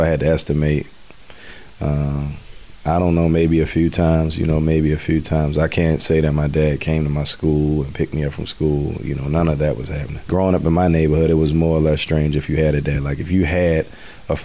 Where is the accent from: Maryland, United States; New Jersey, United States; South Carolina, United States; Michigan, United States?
Maryland, United States; Baltimore; I grew up in Baltimore City. I'm Baltimore born and raised